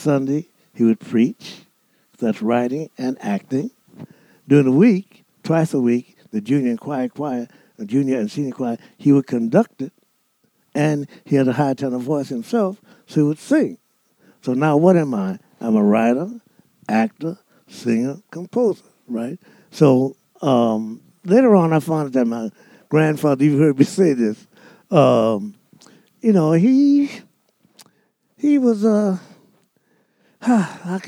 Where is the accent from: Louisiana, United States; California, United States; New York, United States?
Louisiana, United States; New Orleans; I was born and raised in New Orleans